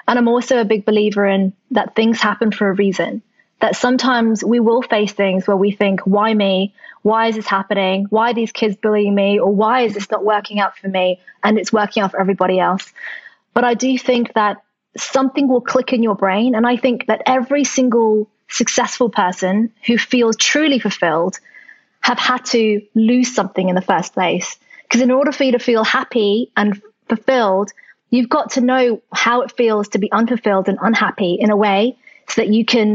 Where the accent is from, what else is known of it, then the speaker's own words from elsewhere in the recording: Australia; English is a second language; also born or lived in London; now in United Kingdom; when I was growing up in Australia